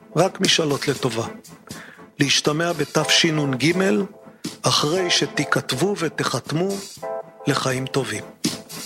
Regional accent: Israel; אצלנו בישראל

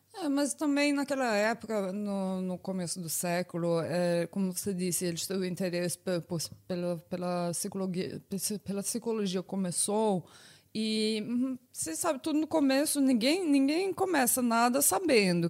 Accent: Northeast Region, Brazil; eu sou do Nordeste

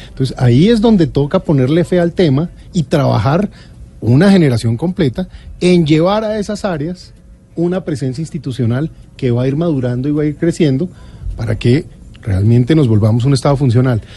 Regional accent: Colombia; confío en mi, patria, confío en mi pueblo, confío en Colombia.

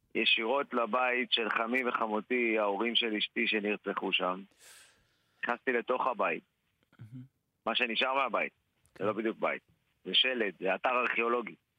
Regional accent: Dimona, Southern District, Israel; אני יליד דימונה

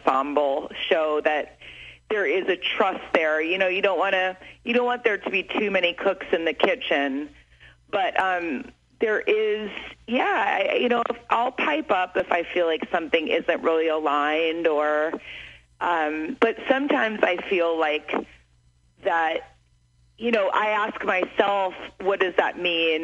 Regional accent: Evanston, Illinois, United States; I'm from Evanston

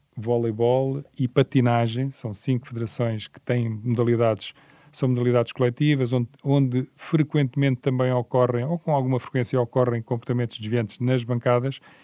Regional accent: Portugal; mas como português

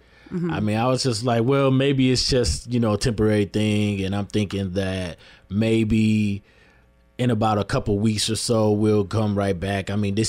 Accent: Lansing, Michigan, United States; And basically, like, my background, born and raised here, Lansing, Michigan. Live over there. I grew up over there on No Net. That's right off of Wise Road.

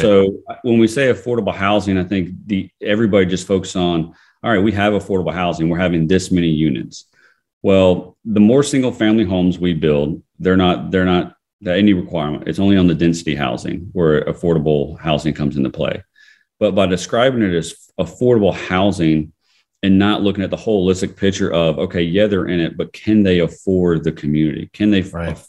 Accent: Fayette County, Georgia, United States; growing up in, in Fayette County, Georgia

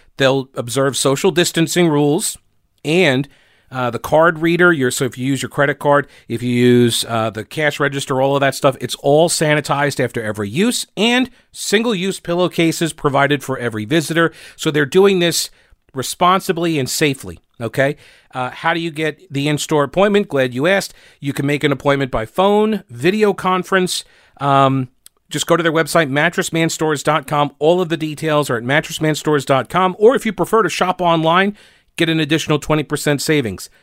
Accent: New York City, New York, United States; moved away; I'm, I'm originally from New York, and I thought the world revolved around New York City as well. And then I left New York thirty years ago

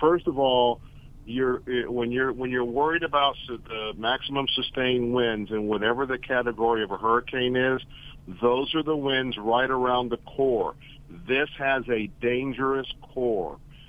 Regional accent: Florida, United States; I was born and raised here in Florida. I've been through every hurricane.

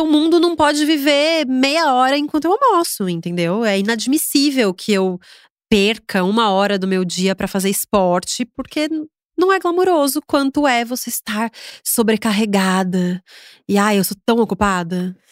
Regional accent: Agudos, São Paulo, Brazil; moved away as an adult; now in São Paulo, Brazil; em Agudos. É, me mudei para São Paulo

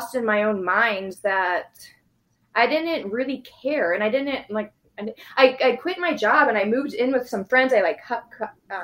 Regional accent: Naperville, Illinois, United States; I grew up in Naperville

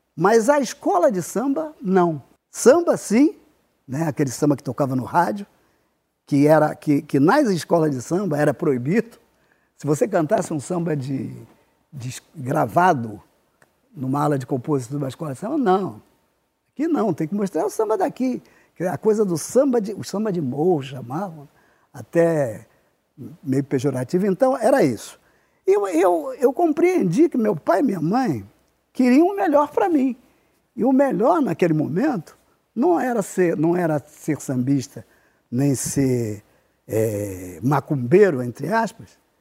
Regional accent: Rio de Janeiro, Brazil; nasci no Irajá e me criei no Irajá, só saí é, com 26 anos

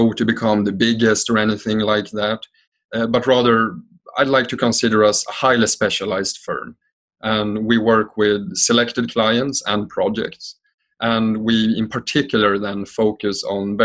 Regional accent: Sweden; now in Amsterdam, Netherlands; I am originally from Sweden, I'm currently patching in here from Amsterdam, where I live.

